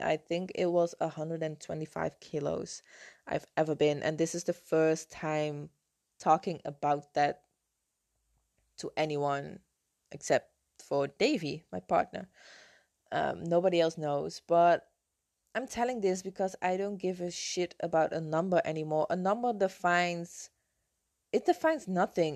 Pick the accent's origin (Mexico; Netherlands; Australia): Netherlands; English is a second language; moved away as an adult; now in Canary Islands, Spain; I'm from the Netherlands, uh, I'm not living in the Netherlands at the moment, I moved to the Canary Islands five years ago.